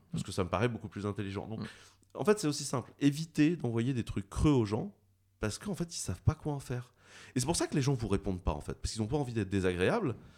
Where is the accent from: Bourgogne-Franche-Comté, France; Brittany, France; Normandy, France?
Brittany, France; je suis breton